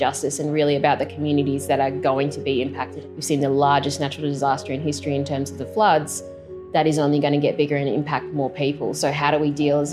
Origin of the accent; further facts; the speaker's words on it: Lismore, New South Wales, Australia; I grew up in Lismore in northern New South Wales